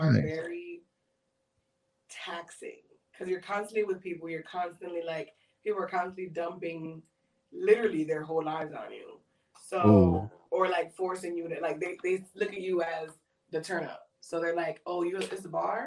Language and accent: English; New York, United States; accent: East Coast; moved away as an adult; now in Miami, United States; I'm originally from New York, and that's where I started.